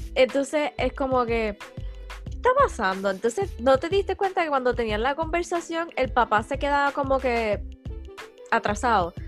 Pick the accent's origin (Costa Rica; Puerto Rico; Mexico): Puerto Rico; Cabo Rojo; vengo con palabras de Cabo Rojo